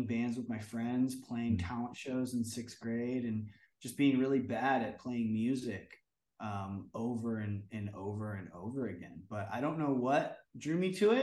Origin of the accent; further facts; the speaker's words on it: Southern California, United States; growing up in Southern California